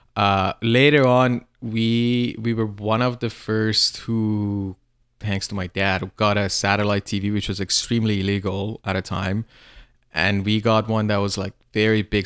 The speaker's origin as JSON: {"language": "English", "area": "suburban Tehran", "region": "Tehran Province", "country": "Iran", "tie": "born or raised there", "moved": "yes", "said": "I grew up in a, in suburban Tehran, like this small town near Tehran."}